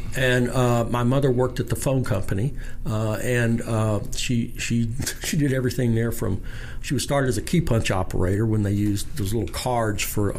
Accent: Shreveport, Louisiana, United States; I'm was born and raised here in Shreveport

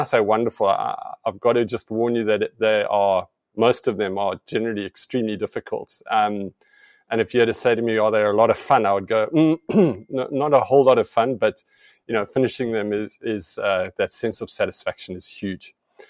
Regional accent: Namibia; And I think personally for myself, I grew up in Southeast Africa, Namibia.

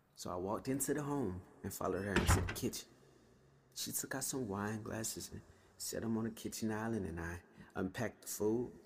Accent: Atlanta, Georgia, United States; since I was a little boy growing up in Atlanta

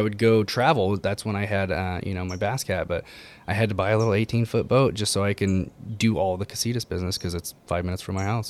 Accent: Ojai, California, United States; born and raised in Ojai

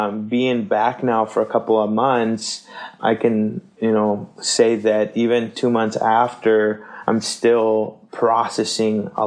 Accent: McAllen, Texas, United States; also born or lived in Seattle area, Washington / Chimacum, Washington; now in Minneapolis, United States; we grew up in South Texas in a small town called McAllen, Texas

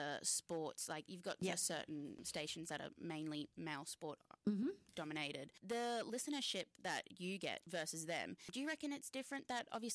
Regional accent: Brisbane, Queensland, Australia; I'm not from around there, I'm from Brisbane

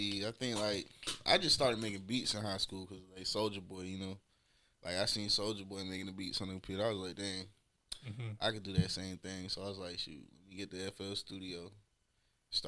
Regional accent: Raleigh, North Carolina, United States; also born or lived in Florida; now in Charlotte, United States; I'm from Raleigh, North Carolina to be exact, you know.

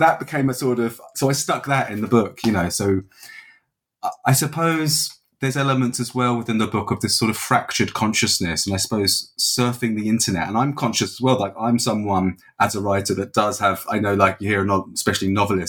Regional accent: England, United Kingdom; now in Dublin, Ireland; So as you said, I'm living in Dublin. I'm from England originally, but I've been here sort of more than half my life now

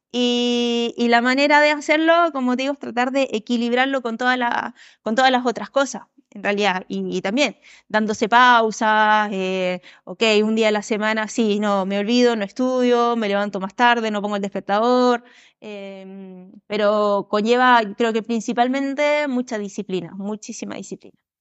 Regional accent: Chile; also born or lived in Uruguay

